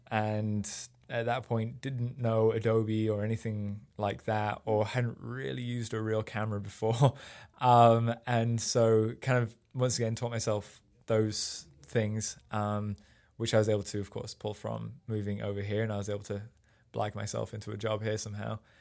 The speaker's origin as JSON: {"language": "English", "town": "Sheffield", "region": "Yorkshire and the Humber", "country": "United Kingdom", "tie": "born or raised there", "also_born_or_lived": "Rotherham", "moved": "as an adult", "lives_now": "United States", "said": "I grew up in, uh, just outside of Sheffield in England, which is up in the north"}